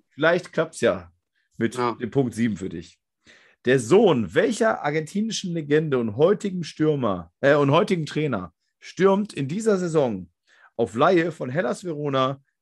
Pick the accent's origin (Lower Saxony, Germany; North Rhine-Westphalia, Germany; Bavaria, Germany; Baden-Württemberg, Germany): North Rhine-Westphalia, Germany; Moers; also ich komme hier aus Mörs, das ist nahe Duisburg